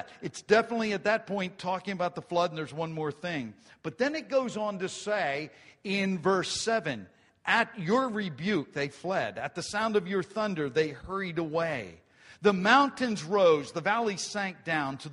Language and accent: English; Grantville, Pennsylvania, United States; when I was a farm kid and we grew up in Grantville, we didn't have a lot